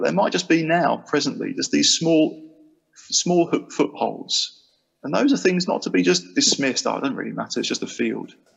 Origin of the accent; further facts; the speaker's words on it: Chatham, South East England, United Kingdom; moved away as an adult; now in Sheffield, United Kingdom; I'm kind of from a place called Chatham in Kent. Well, I am. That's where I grew up.